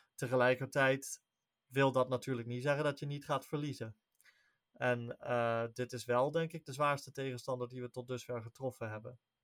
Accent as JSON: {"language": "Dutch", "country": "Netherlands", "said": "wij als Nederlanders"}